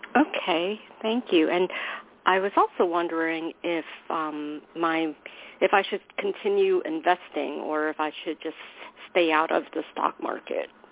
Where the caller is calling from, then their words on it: New York, United States; calling from New York.